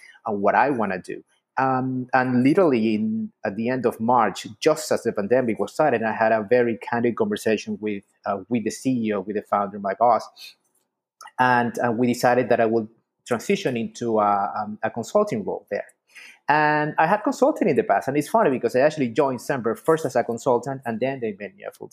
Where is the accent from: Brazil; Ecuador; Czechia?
Ecuador; moved away as an adult; also born or lived in Miami, United States; now in United States; I'm actually from Ecuador. I came to the U.S. First as a student